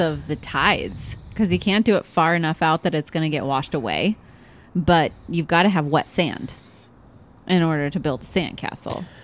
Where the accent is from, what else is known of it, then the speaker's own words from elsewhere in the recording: Oregon, United States; now in Arizona, United States; I'm from Oregon